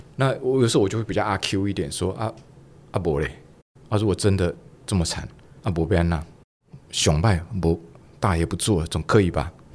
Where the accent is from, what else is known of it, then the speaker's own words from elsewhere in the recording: Taiwan; 尤其我们台湾人的这种文化